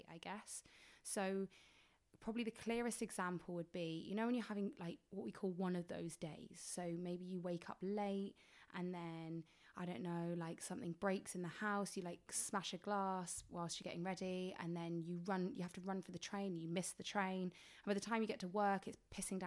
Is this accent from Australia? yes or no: no; England, United Kingdom; I'm from England